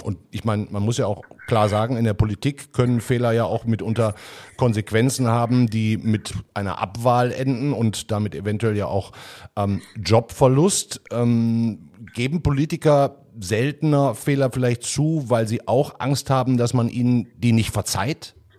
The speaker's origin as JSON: {"language": "German", "town": "Duisburg", "region": "North Rhine-Westphalia", "country": "Germany", "tie": "born or raised there", "said": "in meiner Heimatstadt Duisburg"}